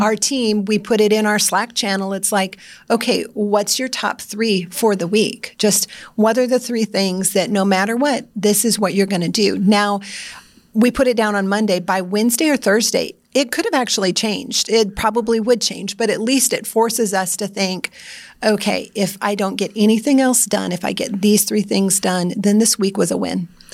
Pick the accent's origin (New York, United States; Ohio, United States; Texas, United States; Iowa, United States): Iowa, United States; I'm from Iowa